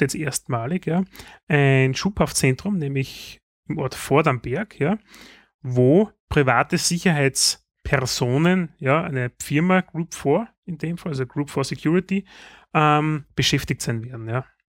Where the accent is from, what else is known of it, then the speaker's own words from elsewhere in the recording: Styria, Austria; bei uns in der Steiermark